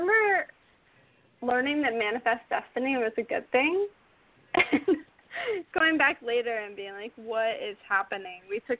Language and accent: English; South Carolina, United States; Growing up in South Carolina